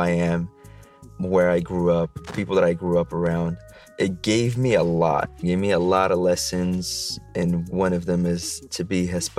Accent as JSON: {"language": "English", "town": "Casablanca", "region": "Casablanca-Settat", "country": "Morocco", "tie": "born or raised there", "said": "I was born and raised in Morocco, exactly in Casablanca."}